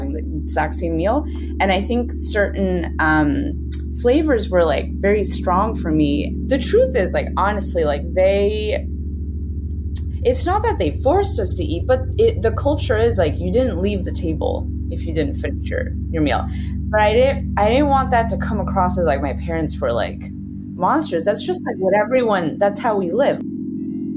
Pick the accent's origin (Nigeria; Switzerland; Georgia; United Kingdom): Switzerland; also born or lived in Brooklyn, New York; now in New York, United States; I'm from Switzerland, and our national food, what we're known for around the world, is cheese